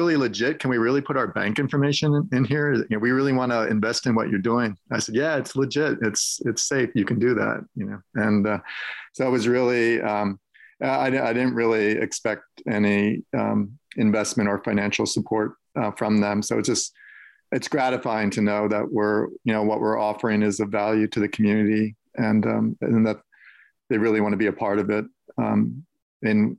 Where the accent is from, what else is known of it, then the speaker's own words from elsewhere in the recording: Allentown, Pennsylvania, United States; moved away; also born or lived in New York City; I grew up in the Allentown area, and here I'm moving back to it now.